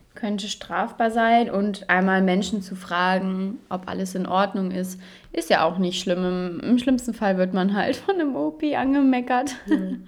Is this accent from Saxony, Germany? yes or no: yes; Saxony, Germany; bei uns in Sachsen